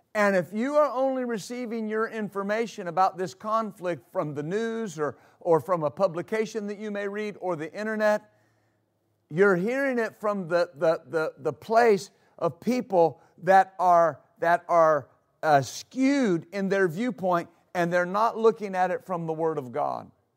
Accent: United States; as American citizens

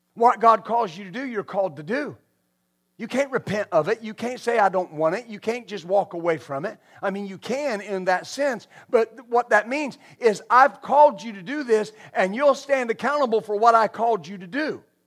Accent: West Texas, United States; I grew up in West Texas

